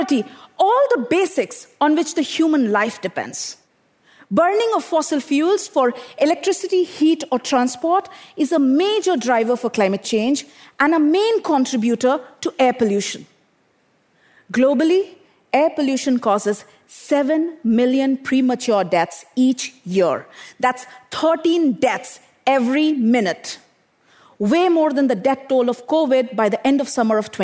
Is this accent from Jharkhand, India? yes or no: yes; Bokaro Steel City, Jharkhand, India; I grew up in Bokaro Steel City in eastern India, an industrial township